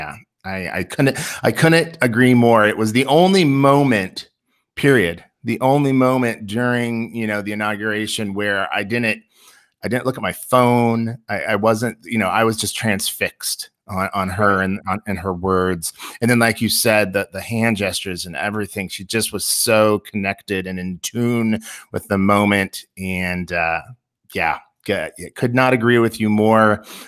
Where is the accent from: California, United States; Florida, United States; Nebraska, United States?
Nebraska, United States; Seward; Being a 90s kid, growing up in Seward, Nebraska, and doing a little line dancing myself